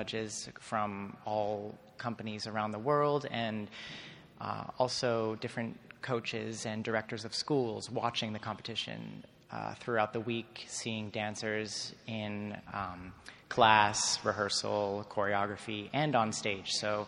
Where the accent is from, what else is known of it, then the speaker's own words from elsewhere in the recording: Laguna Beach, California, United States; now in Toronto, Canada; I grew up in Laguna Beach, California